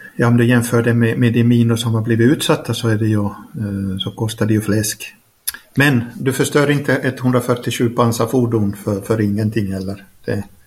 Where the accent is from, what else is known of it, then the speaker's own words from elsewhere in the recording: Finland; first language Swedish; also born or lived in Norway; now in Ukraine; Finskt passport, svenskt modersmål